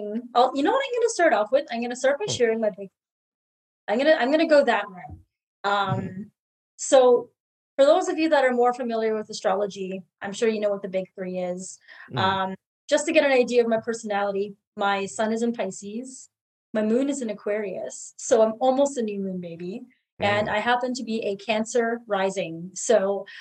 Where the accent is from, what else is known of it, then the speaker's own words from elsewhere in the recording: Hamilton, Ontario, Canada; I grew up in Hamilton, which is really close to Toronto